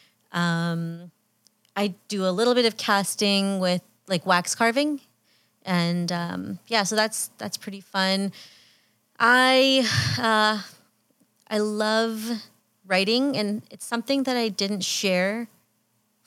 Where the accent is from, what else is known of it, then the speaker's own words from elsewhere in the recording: Fiji; now in Canada; I can say I'm Fijian because I was actually born there.